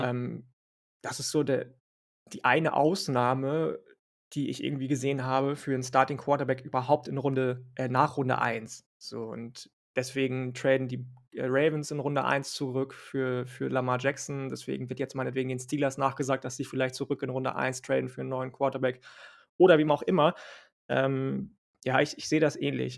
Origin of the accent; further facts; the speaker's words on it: Northern Germany, Germany; ich bin ja Norddeutscher